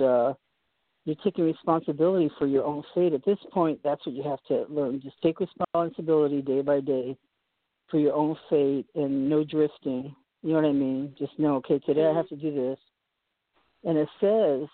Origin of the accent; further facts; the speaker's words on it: Boston, Massachusetts, United States; moved away; also born or lived in Poughkeepsie, New York; I lived upstate in Poughkeepsie, and I was born in Boston